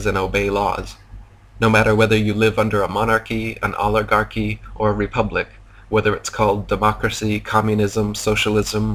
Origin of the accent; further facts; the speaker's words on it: United States; moved away as an adult; now in Thailand; Now I am American because I was born within the arbitrary borders of the fictional construct known as America.